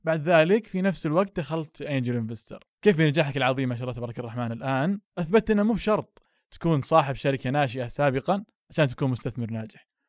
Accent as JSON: {"language": "Arabic", "country": "Saudi Arabia", "said": "عندنا في السعودية"}